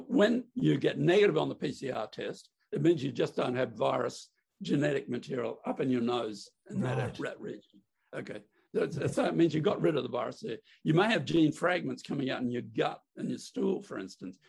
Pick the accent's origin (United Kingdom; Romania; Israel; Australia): Australia; Queensland; now in Melbourne, Australia; I'm a Queenslander by birth.